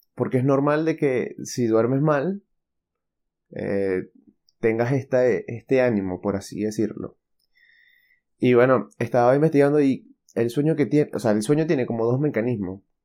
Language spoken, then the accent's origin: Spanish; Venezuela; moved away; soy de Venezuela